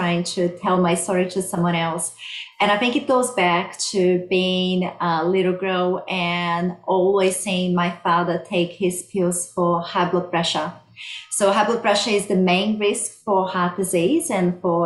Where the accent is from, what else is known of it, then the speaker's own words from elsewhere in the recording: Brazil; moved away as an adult; also born or lived in Sydney, Australia; now in Victoria, Australia; I'm originally from Brazil. That's why I have this beautiful accent.